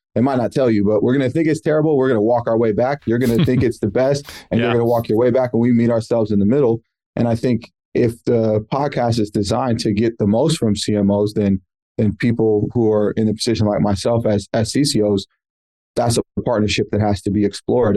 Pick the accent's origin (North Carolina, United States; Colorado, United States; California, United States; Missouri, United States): California, United States; San Francisco; also born or lived in New York; I grew up in San Francisco. My parents moved from New York. They moved me to San Francisco.